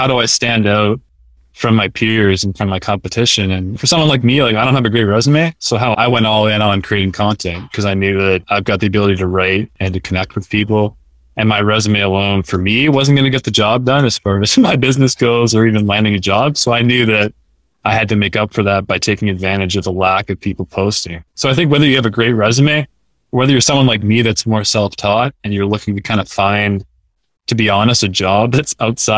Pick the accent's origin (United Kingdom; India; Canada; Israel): Canada; moved away as an adult; also born or lived in New Hampshire / Boston area; I'm a Canadian, so I grew up playing hockey, watching hockey